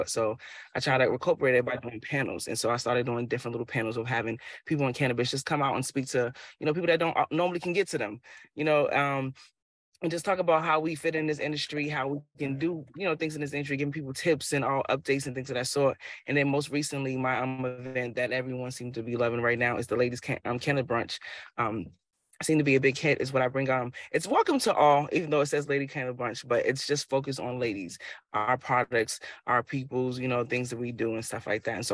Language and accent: English; Chicago, Illinois, United States; now in Boston, United States; I'm an entrepreneur here in Boston, Mass. I'm actually originally from Chicago.